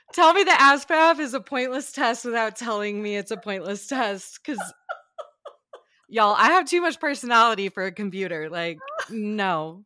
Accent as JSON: {"language": "English", "area": "small farm town outside Ann Arbor", "region": "Michigan", "country": "United States", "tie": "born or raised there", "moved": "as an adult", "lives_now": "Denver, United States", "said": "I was born and raised in a small farm town right outside of Ann Arbor, Michigan"}